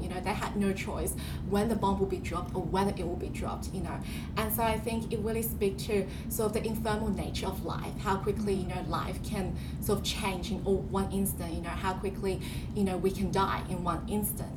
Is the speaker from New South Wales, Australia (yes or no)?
yes; New South Wales, Australia; also born or lived in China; I had spent roughly half of my time in Australia and half of my life in um, China